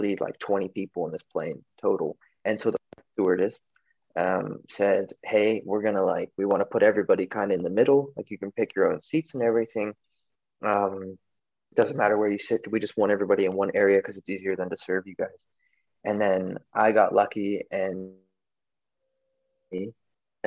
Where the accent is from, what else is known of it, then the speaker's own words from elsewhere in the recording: United States; moved away as an adult; now in Germany; the U.S. Still my home country or the motherland